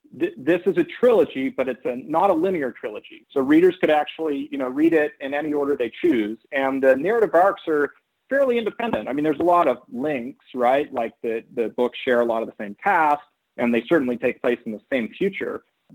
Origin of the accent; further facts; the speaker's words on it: Oakland, California, United States; And so I ended up being born in California and growing up in Oakland, but in a household that was very atypical among my friends.